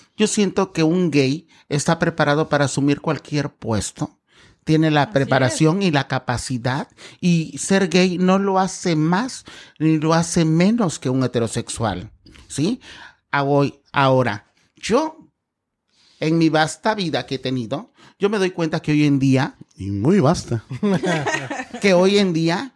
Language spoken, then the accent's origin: Spanish; 27 km from Acapulco, Guerrero, Mexico; now in Cancún, Mexico; en el pueblo de donde soy, porque soy este, a 27 kilómetros de Acapulco